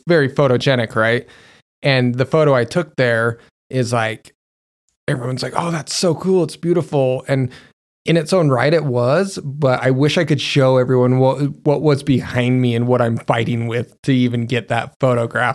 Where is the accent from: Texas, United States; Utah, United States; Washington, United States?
Utah, United States; Magna; Magna, where I'm from, is ghetto or poor or anything like